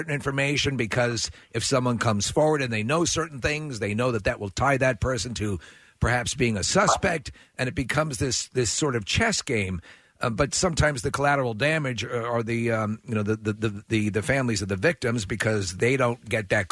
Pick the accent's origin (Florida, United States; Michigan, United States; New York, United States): New York, United States; Long Island; moved away; I'm from Long Island. I know you are as well. Grew up in Long Island